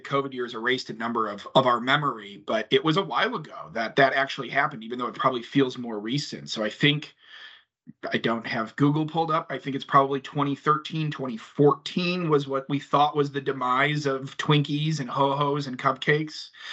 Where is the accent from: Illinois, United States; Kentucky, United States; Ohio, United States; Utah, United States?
Illinois, United States; Chicago; being a Chicagoan